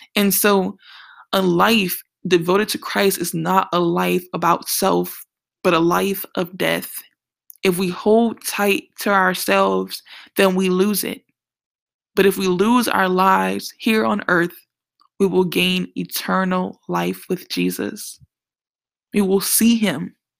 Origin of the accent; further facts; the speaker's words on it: New Orleans, Louisiana, United States; I'm from New Orleans